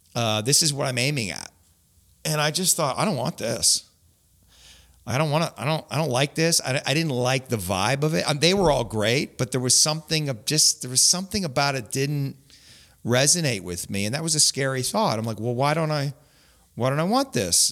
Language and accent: English; Grimsby, Ontario, Canada; also born or lived in St. Catharines; I grew up in Grimsby